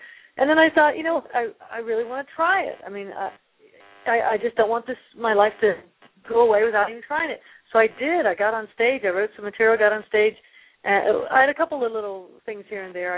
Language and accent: English; United States; I grew up right outside Washington, D.C.